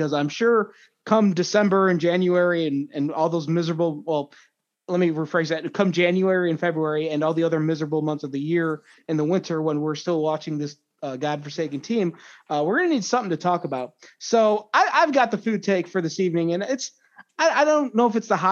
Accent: Midwest, United States; I'm from the Midwest, so it's a pop

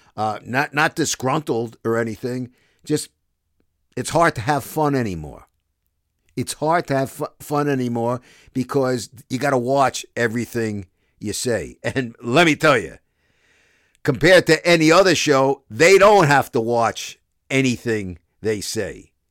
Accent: New York City, New York, United States; accent: Brooklyn; moved away as an adult; also born or lived in Toronto, Canada; I'm from Brooklyn

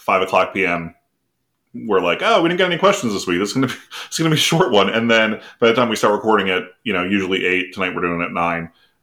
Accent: New Jersey, United States; we're both from New Jersey

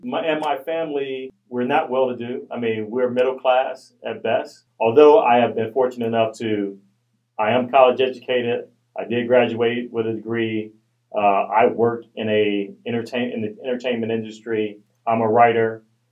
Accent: Chicago, Illinois, United States; I am a black man. I identify as a black man. But I grew up on the South Side of Chicago. I am definitely a product of the South Side.

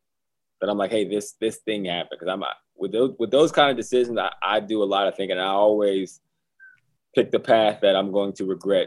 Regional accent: Johnstown, Pennsylvania, United States; moved away; my hometown of Johnstown, Pennsylvania

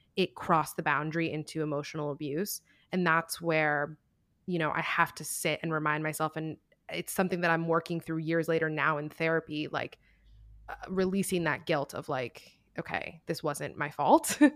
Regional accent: Miami, Florida, United States; moved away as an adult; also born or lived in New York; we're both from Miami

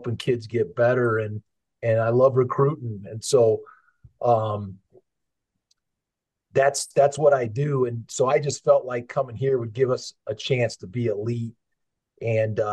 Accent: Madison, Wisconsin, United States; now in Fort Collins, United States; I grew up in a college town. I grew up in Madison, Wisconsin

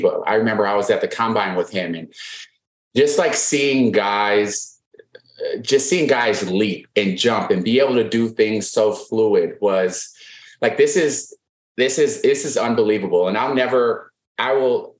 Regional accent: Wisconsin, United States; I'm from Wisconsin

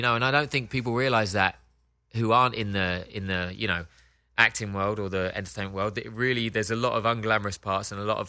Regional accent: London, United Kingdom; accent: Cockney; moved away; I'm Cockney

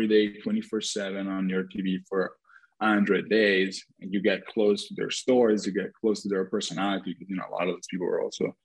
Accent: Italy; I grew up in Italy.

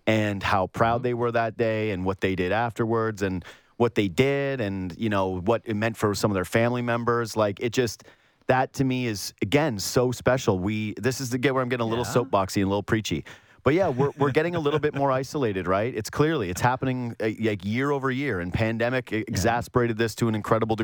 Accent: Canada; I can't remove myself from being Canadian

